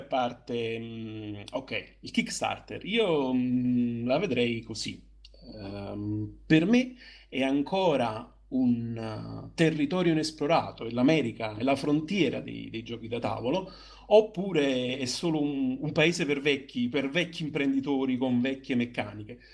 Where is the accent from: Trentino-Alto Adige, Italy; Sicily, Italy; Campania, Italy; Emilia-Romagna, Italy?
Campania, Italy; Naples; io da buon napoletano